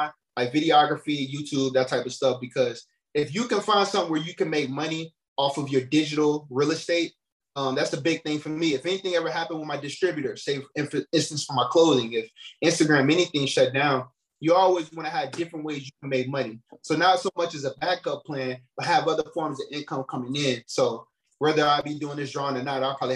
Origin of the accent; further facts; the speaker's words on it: Gary, Indiana, United States; also born or lived in Chicago; I'm from Gary, Indiana, man. … hometown